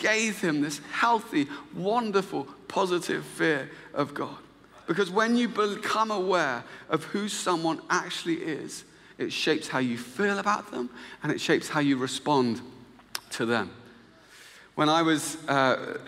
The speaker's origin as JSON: {"language": "English", "town": "Luton", "region": "East of England", "country": "United Kingdom", "moved": "yes", "said": "I'm actually from Luton"}